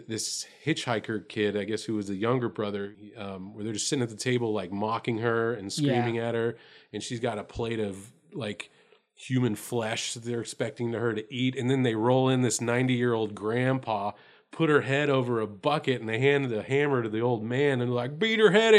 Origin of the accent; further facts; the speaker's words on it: Texas, United States; we're from Texas